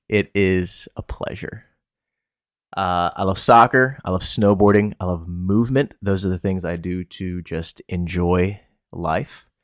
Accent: Pennsylvania, United States; also born or lived in Washington, D.C., United States / Bowie, Maryland, United States; I moved up to P A, where I am now

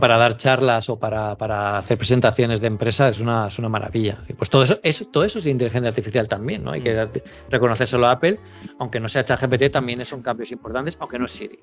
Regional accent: Elche, Valencian Community, Spain; now in Barcelona, Spain; yo vivo en Barcelona, pero yo soy de Elche, en, en, Alicante, yo tengo la familia allí

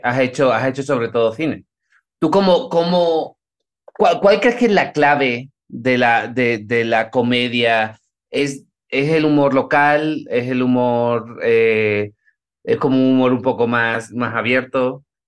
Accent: Spain; yo soy español

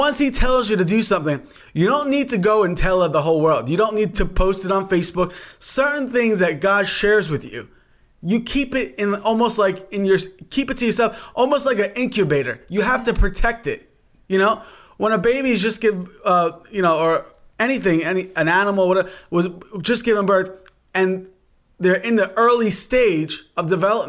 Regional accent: New York, United States; now in Pittsburgh, United States; Originally from New York, and now we reside in the great state of Pennsylvania

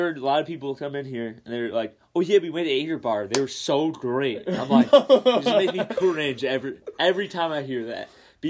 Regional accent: Buffalo, New York, United States; because we're from Buffalo.

